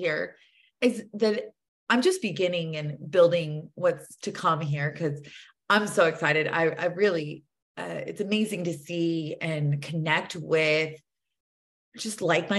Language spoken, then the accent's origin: English; Tennessee, United States; born there; Like, yeah, I was born in the South. I was born in Tennessee.